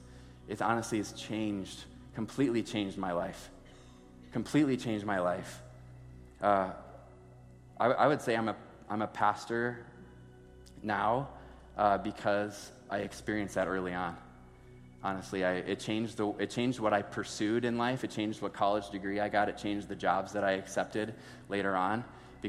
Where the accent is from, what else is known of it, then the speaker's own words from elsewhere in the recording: Sioux Falls, South Dakota, United States; I grew up in Sioux Falls my entire life.